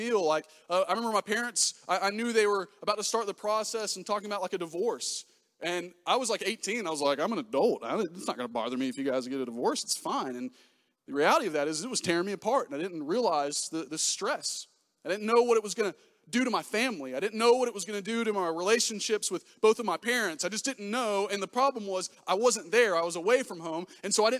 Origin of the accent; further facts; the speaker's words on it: Pensacola, Florida, United States; I'm from Pensacola, Florida. Grew up there